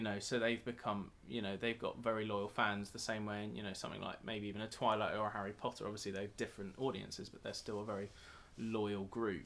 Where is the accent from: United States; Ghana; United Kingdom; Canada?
United Kingdom; as a Brit